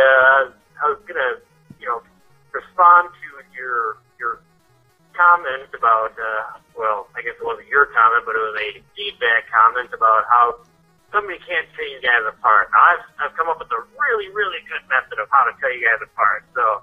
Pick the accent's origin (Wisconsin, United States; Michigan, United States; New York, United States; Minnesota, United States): Minnesota, United States; I'm from Minnesota, and we all sound like we're from Fargo.